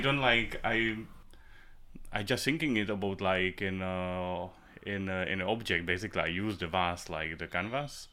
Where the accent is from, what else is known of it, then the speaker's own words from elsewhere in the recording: Prague, Czechia; English is a second language; also born or lived in Moravia; I'm from Prague. I was, uh, born in Prague.